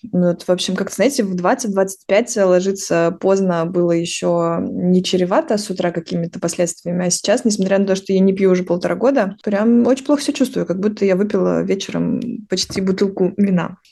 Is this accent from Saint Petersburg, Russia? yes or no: no; Lyudinovo, Kaluga Oblast, Russia; moved away as an adult; now in Moscow, Russia; я э, родом из э, Калужской области, города Людиново, это маленький город, в котором живет всего лишь 45 тысяч человек